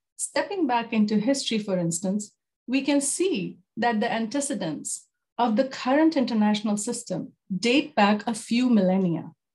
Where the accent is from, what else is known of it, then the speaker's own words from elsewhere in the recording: Jaipur, Rajasthan, India; moved away as an adult; also born or lived in New Delhi, India / South Africa; now in Canada; born and raised in Jaipur